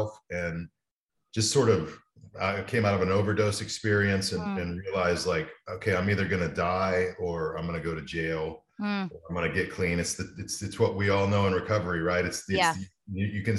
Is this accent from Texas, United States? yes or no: yes; Amarillo, Texas, United States; also born or lived in Dallas / Illinois; I grew up in Amarillo, Texas